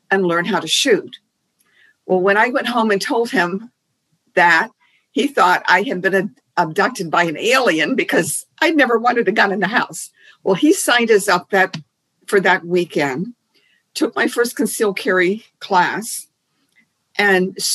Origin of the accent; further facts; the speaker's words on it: Key West, Florida, United States; growing up in Key West, there were no guns.